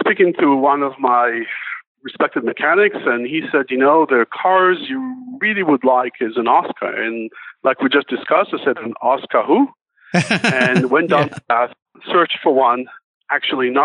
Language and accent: English; Israel; we're from Israel